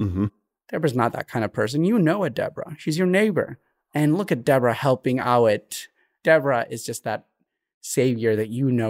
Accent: Eritrea; also born or lived in Ethiopia; So to clarify, I was born in Ethiopia, but I'm Eritrean in every sense.

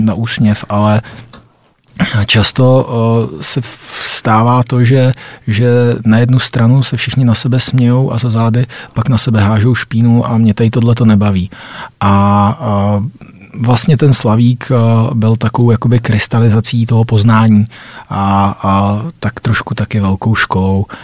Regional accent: Vysočina Region, Czechia; now in Prague, Czech Republic; jsme se kluci z Vysočiny dostali konečně do Prahy

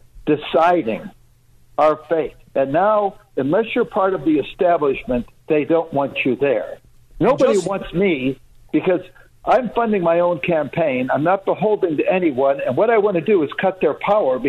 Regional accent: Chicago, Illinois, United States; now in Michigan, United States; I grew up in Chicago

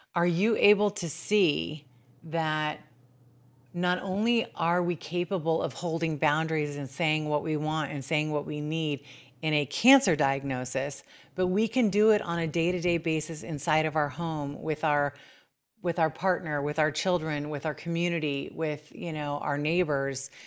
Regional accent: Bakersfield, California, United States

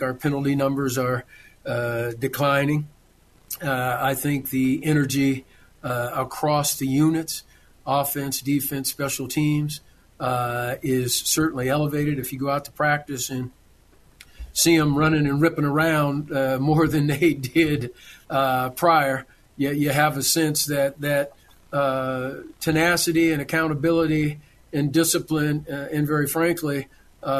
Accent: Southern California, United States; now in Arizona, United States; when I'm from Southern California

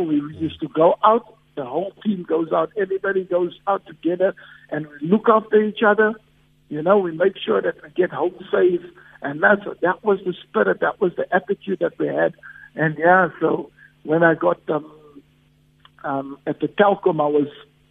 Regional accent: South Africa; I'm a South African, and there's nothing prouder than me playing back in my home country

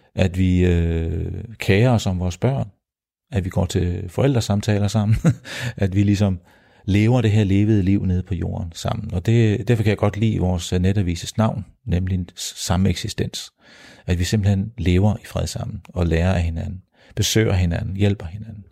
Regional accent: Denmark; mine, mine kære landsmænd

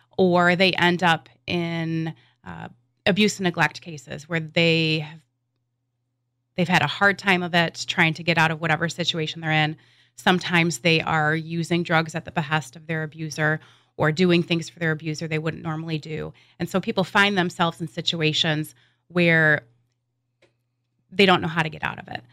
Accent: West Michigan, United States; I'm a lifelong resident of, uh, West Michigan. And growing up in West Michigan

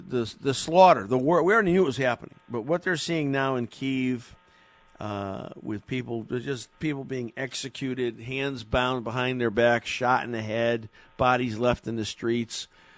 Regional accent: Meriden, Connecticut, United States; I was born and raised in Meriden.

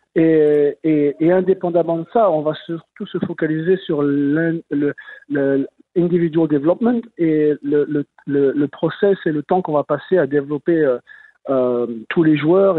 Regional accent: Lyon, Auvergne-Rhône-Alpes, France; moved away as an adult; now in Montreal, Canada; Moi, je suis de Lyon

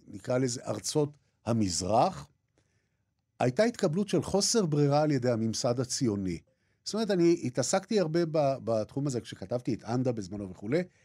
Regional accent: Jaffa, Tel Aviv District, Israel; בתור ילד גרתי בבית ערבי, בעבר הייתי אומר בית ערבי נטוש, כן? היום אני אומר בית ערבי לא נטוש, אלא של אנשים שגירשו אותם ביפו

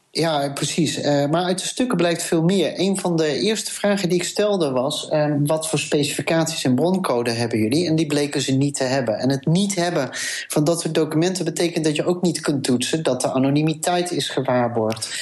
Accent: Amsterdam, North Holland, Netherlands; als Amsterdammer

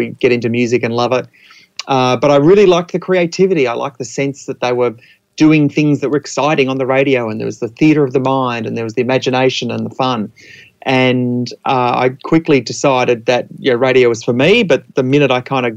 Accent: Adelaide, South Australia, Australia; now in Mornington Peninsula, Australia; I'm in my mid-40s, and I grew up in Adelaide.

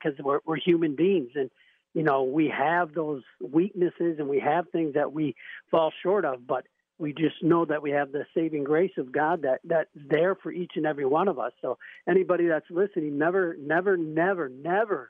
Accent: Brookfield, Wisconsin, United States; I grew up in the Brookfield area

